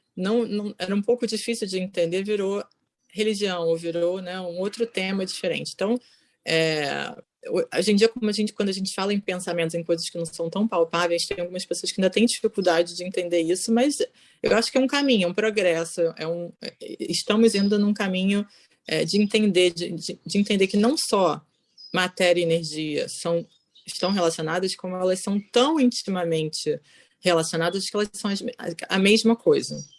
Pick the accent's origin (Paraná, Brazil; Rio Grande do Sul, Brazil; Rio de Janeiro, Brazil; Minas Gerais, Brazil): Rio de Janeiro, Brazil; moved away as an adult; also born or lived in São Paulo, Brazil / Bogotá, Colombia; now in Netherlands; Sou carioca, mas morei em São Paulo.